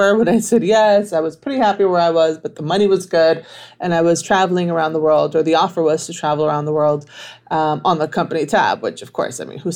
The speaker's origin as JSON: {"language": "English", "town": "Miami", "region": "Florida", "country": "United States", "tie": "born or raised there", "said": "I am from Miami, born and raised"}